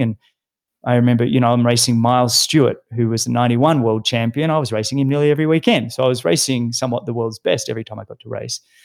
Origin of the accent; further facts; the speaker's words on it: Sydney, New South Wales, Australia; I grew up in Sydney, in a suburb called Mossman, which is on the harbour in Sydney.